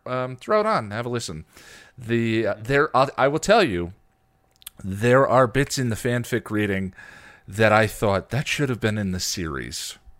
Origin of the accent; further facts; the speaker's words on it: United States; I'm an American